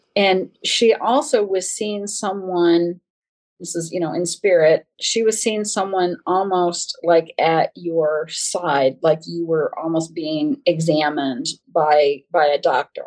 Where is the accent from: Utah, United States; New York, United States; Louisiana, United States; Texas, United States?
New York, United States; accent: New York; I was born in New York